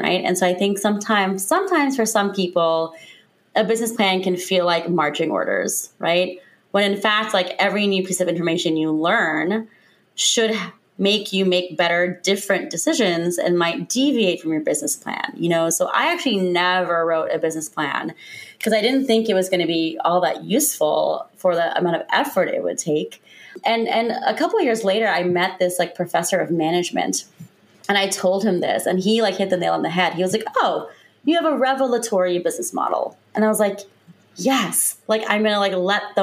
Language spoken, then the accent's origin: English; Lima, Ohio, United States; moved away as an adult; also born or lived in Cincinnati, Ohio / New York City / Chicago / Washington, D.C.; now in Seattle, United States; I'm from Lima